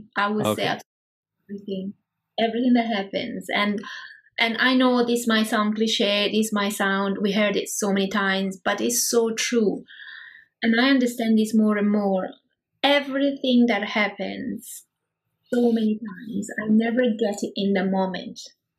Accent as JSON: {"language": "English", "region": "Prague", "country": "Czechia", "said": "I'm from Prague."}